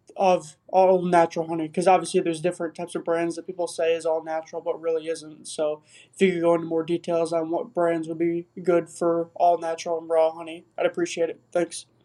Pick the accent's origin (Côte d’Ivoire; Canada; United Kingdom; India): India; I'm from India